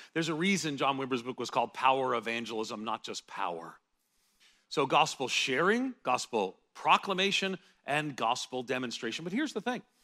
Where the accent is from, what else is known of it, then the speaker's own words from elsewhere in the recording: United States; as an American evangelical